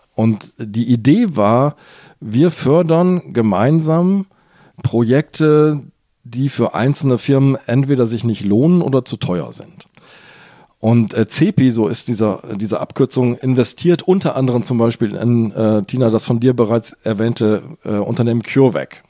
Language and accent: German; Hamburg, Germany; ich bin ja Hamburger